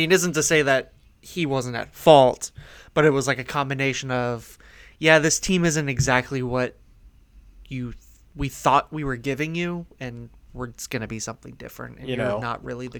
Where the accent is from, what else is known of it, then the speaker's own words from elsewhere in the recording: Palm Coast, Florida, United States; in my hometown of Palm Coast